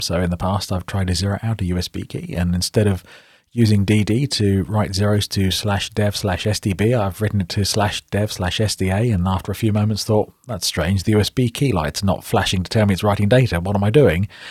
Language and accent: English; United Kingdom; accent: British; you might recognize from my accent that I'm British, so that's in the U K.